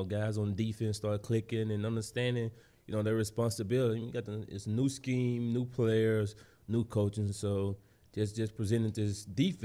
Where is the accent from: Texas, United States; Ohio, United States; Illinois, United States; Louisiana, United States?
Louisiana, United States; moved away as an adult; now in Philadelphia, United States; I went back down to the boot, back to my home state.